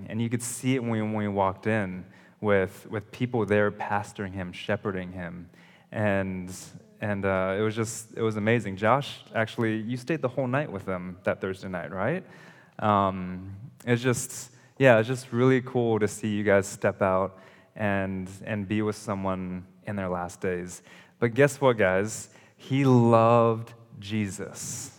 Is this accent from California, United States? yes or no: yes; California, United States; also born or lived in Ohio / Indonesia; So growing up, I lived in California. I was born in California, lived there, moved to Ohio, and then we moved to Indonesia.